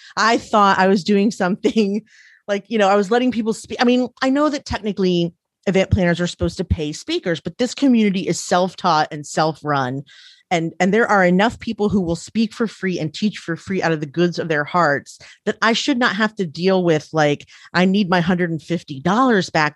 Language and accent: English; Frederick, Maryland, United States; I grew up in Frederick, Maryland, where there was, like, fifty Jewish families